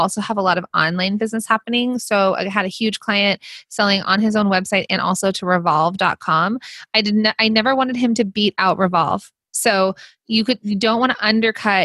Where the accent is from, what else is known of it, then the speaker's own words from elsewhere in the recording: United States; accent: Valley Girl / Jersey Girl; the Valley Girl / Jersey Girl in me, my accent